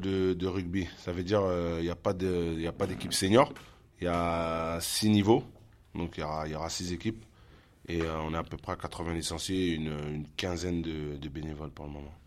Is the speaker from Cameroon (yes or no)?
no; La Courneuve, Île-de-France, France; On est tous issus de la ville de La Courneuve